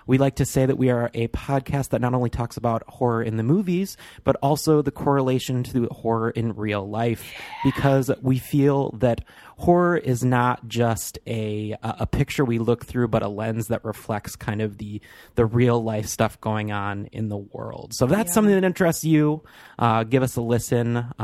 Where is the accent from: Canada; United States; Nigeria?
United States; Michigan; moved away as an adult; now in Chicago, United States; am from Michigan